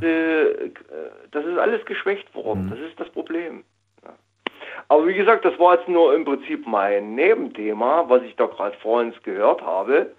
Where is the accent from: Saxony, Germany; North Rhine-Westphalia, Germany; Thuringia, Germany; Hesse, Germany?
Saxony, Germany; East; moved away as an adult; now in Karlsruhe, Germany; in meiner Heimat in Ostsachsen